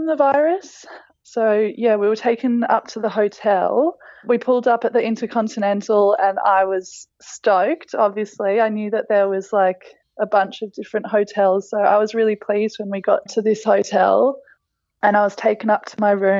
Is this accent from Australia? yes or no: yes; Australia; moved away; welcomed back to my home country